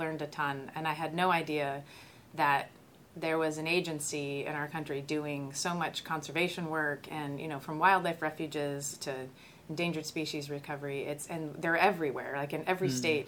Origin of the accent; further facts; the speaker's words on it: Southern California, United States; moved away as an adult; also born or lived in San Diego, California; now in New Mexico, United States; I grew up in Southern California